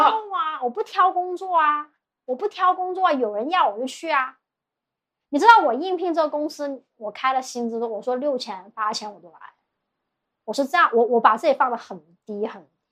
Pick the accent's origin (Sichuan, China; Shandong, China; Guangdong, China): Guangdong, China; Guangzhou; also born or lived in Shanghai; 我是广州人